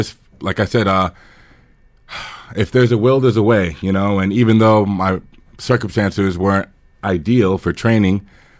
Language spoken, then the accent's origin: English; New York, United States; moved away; they thought because I was from New York, I was wealthy, and it was the opposite.